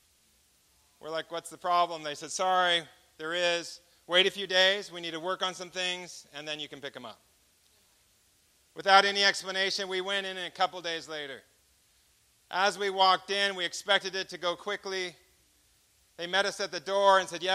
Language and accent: English; United States